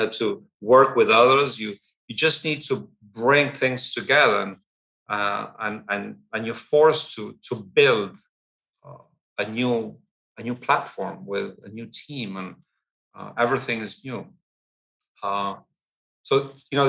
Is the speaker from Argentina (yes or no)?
yes; Argentina; I was born and raised in Argentina. My parents were English, and I went at a very young age to an English boarding school in Argentina.